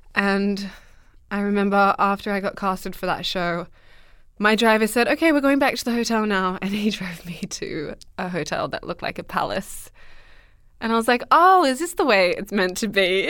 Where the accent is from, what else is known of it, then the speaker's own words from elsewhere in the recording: Merredin, Western Australia, Australia; also born or lived in Dubbo, New South Wales; I grew up in Australia, in the middle of Western Australia